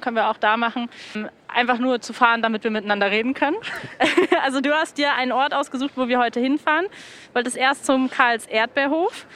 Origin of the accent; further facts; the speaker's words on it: Berlin, Germany; das hat man sich als Kinder erzählt in Berlin